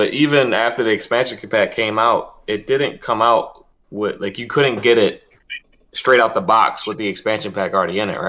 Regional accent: Baltimore, Maryland, United States; I'm not a native of the DMV. I'm a Baltimore native.

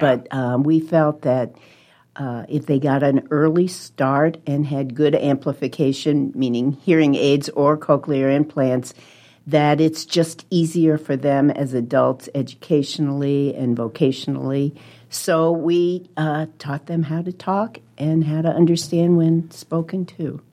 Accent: Webster Groves, Missouri, United States; moved away as an adult; also born or lived in New Jersey; now in Omaha, United States; I, uh, was born in New Jersey, grew up in Webster Groves, Missouri, which is a suburb of Saint Louis

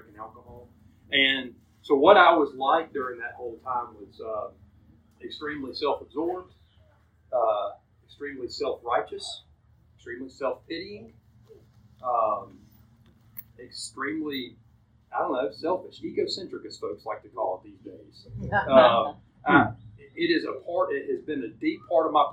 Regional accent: Columbus, Georgia, United States; also born or lived in Auburn, Alabama / Phenix City, Alabama; I was born in Columbus, raised by a wonderful family

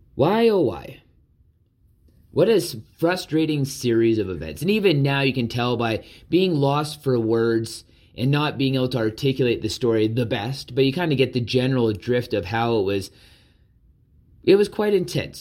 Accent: Southern Alberta, Canada; growing up in Southern Alberta

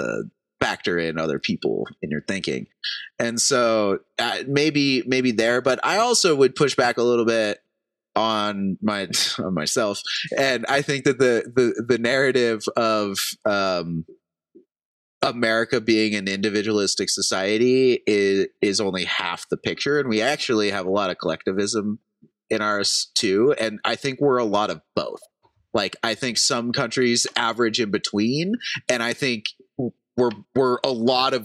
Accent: United States; as an American

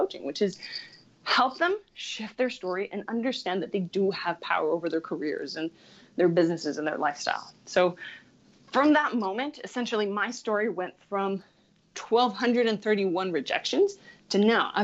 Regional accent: Chile; I grew up in Chile, which is Latin America

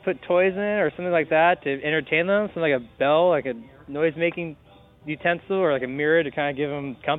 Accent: Chicago, Illinois, United States; I'm from Chicago.

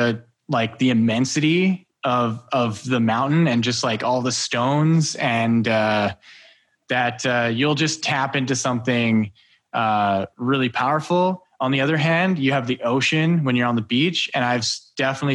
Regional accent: Alberta, Canada; I grew up in Alberta

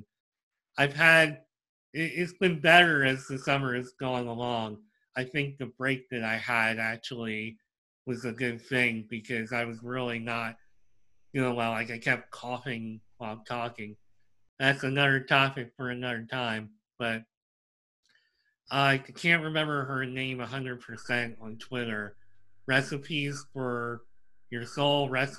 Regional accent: Pennsylvania, United States; growing up in Pennsylvania

